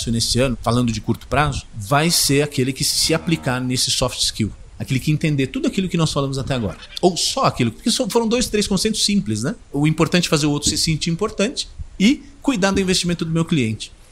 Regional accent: São Paulo, Brazil; eu nasci e cresci em São Paulo. Meu pai é italiano, eh, minha mãe gaúcha de Erechim.

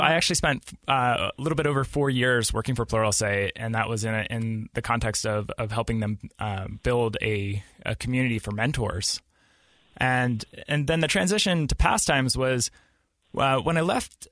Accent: Pittsburgh, Pennsylvania, United States; moved away as an adult; now in Utah, United States; I grew up in Pittsburgh, Pennsylvania, and I moved out to Utah about six years ago.

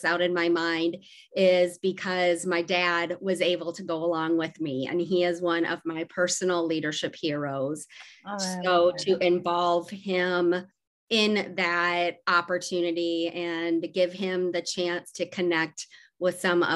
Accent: Decorah, Iowa, United States; also born or lived in Waverly, Iowa; I was born in Decorah, Iowa, and grew up there

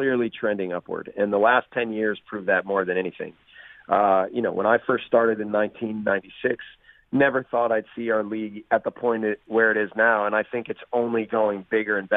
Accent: United States; as American coaches

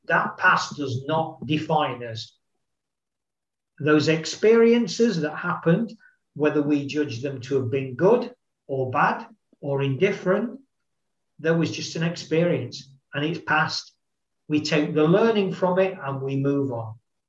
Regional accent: United Kingdom; I am a human being. I am male. I am British. I have dark hair.

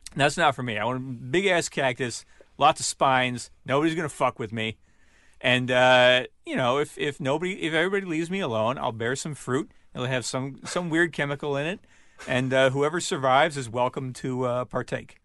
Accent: Michigan, United States; we're all from Michigan.

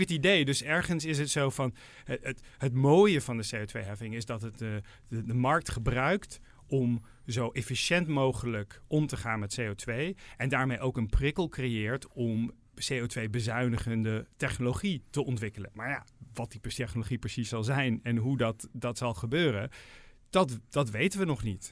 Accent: Netherlands

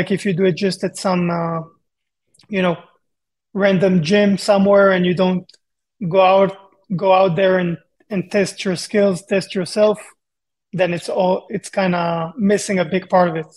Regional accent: Israel; moved away as an adult; also born or lived in Japan; now in Las Vegas, United States; I'm from Israel

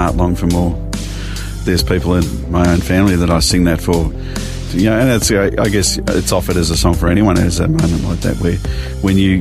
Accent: Melbourne, Victoria, Australia; also born or lived in Glen Waverley; now in Yarra Valley, Australia; did most of my growing up in Springvale

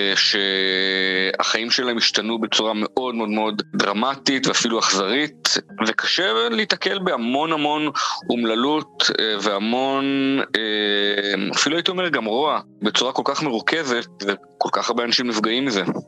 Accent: Israel

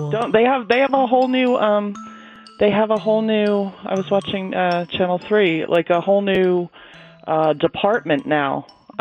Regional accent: New York City, New York, United States; now in Las Vegas, United States; I was born in Brooklyn, but no, I've been out here for a long time

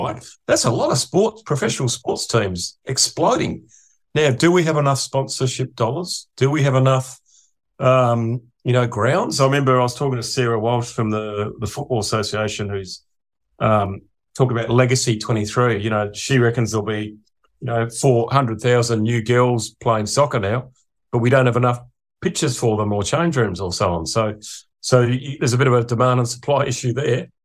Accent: Adelaide, South Australia, Australia; now in Sydney, Australia; I'm from Adelaide.

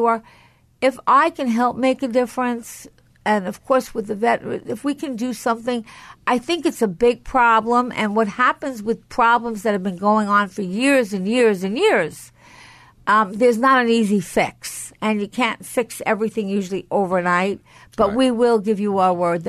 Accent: Franklin Square, New York, United States; also born or lived in Syosset, New York; I grew up in Franklin Square and San Syosset

